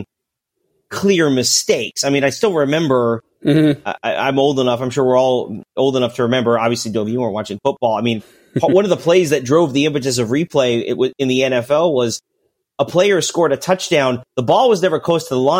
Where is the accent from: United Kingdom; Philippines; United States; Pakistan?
United States; I'm just an American.